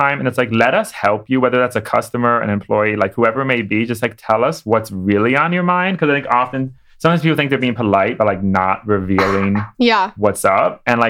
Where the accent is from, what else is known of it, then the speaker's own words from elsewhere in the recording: Chicago, Illinois, United States; moved away as an adult; also born or lived in Sierra Leone; now in New York, United States; So I grew up in Chicago. Actually, when I graduated college, I moved to Africa and worked in politics in Sierra Leone.